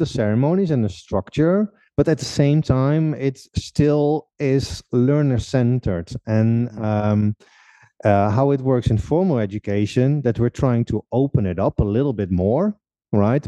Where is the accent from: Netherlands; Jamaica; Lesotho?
Netherlands; moved away as an adult; now in Czech Republic; I'm from the Netherlands originally. Currently living uh, for almost six years already in uh, in the Czech Republic